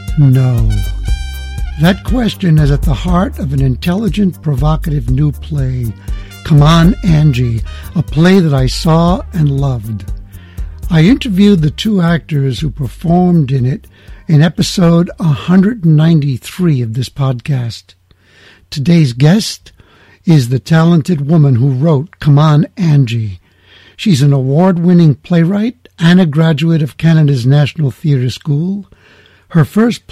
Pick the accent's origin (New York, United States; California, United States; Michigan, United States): New York, United States; New York City; I'm from the Bronx